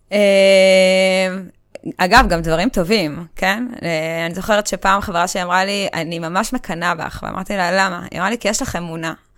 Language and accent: Hebrew; Kokhav Yair, Central District, Israel; גדלתי בכוכב יאיר